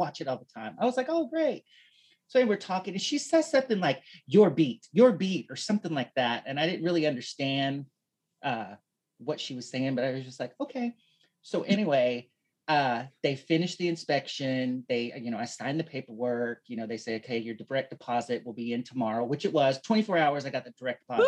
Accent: New York, United States; I'm a New Yorker

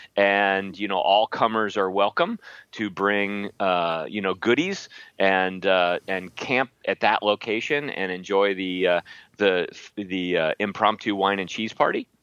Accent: Midwest, United States; I'm from the Midwest

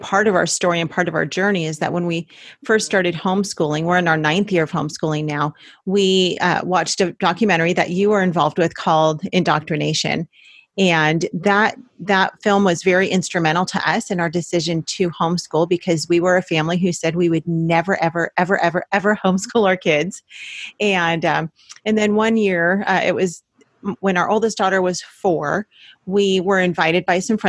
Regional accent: Los Angeles County, California, United States; moved away as an adult; We're both from Los Angeles County.

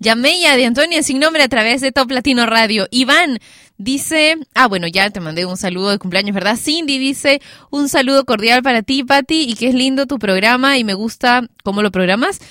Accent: Peru; en mi país, Perú.

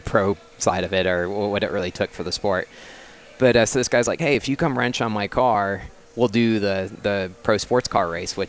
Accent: Detroit, Michigan, United States; also born or lived in Atlanta, Georgia; now in Dallas-Fort Worth, United States; My grandfather was an engineer at GM for 45 years, so I grew up in the Detroit area

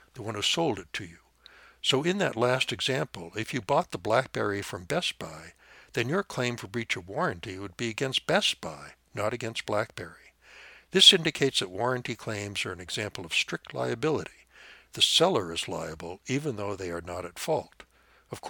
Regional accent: Montana, United States; my home state of Montana

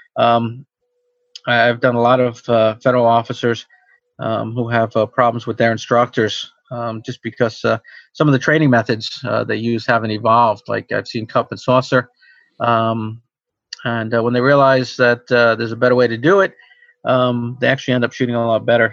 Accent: Long Island, New York, United States; also born or lived in Pennsylvania; now in New York City, United States; I grew up on Long Island

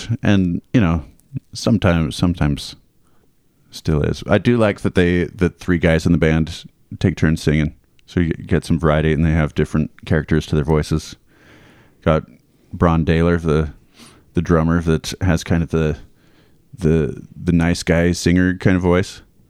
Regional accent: Iowa, United States; it's painful growing up in Iowa.

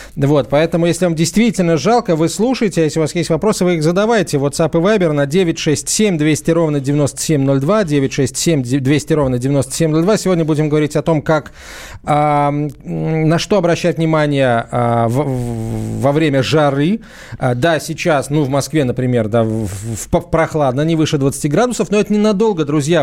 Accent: Azerbaijan; moved away; я сам родился в Закавказье, в Азербайджане

